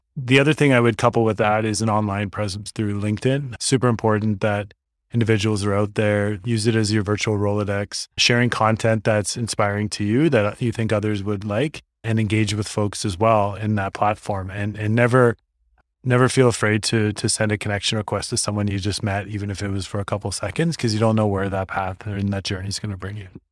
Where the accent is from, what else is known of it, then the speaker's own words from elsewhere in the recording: Toronto, Ontario, Canada; moved away as an adult; now in Northern Ontario, Canada; growing up in Toronto